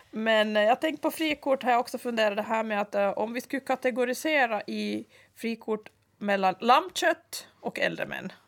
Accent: Ostrobothnia, Finland; moved away as an adult; now in Åland, Finland; Ursprungligen så är vi alltså inte ålänningar utan jag är då från Österbotten

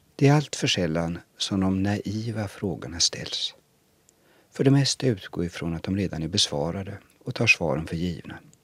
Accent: Sweden; Själv betraktar jag mig i första hand som svensk

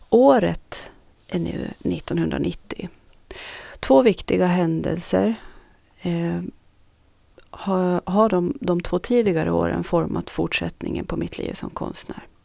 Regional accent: Norra Sund, Sweden; Någonting man under min uppväxt i Norra Sund inte kunde livnära sig på.

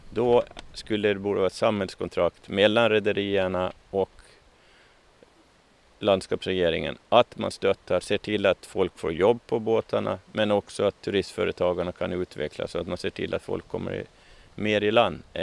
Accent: Åland, Finland; Ja, ja, som alla ålänningar så har jag jobbat en gång i tiden på, på somrarna på Ekerölinjen.

